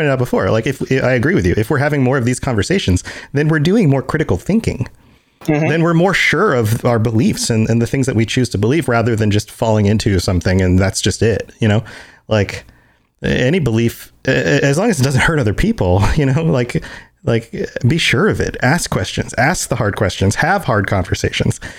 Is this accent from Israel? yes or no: no; Puerto Rico; I'm Puerto Rican.